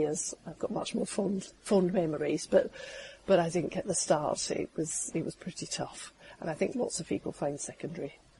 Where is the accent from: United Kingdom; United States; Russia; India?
United Kingdom; Scotland; now in England, United Kingdom; I grew up in Scotland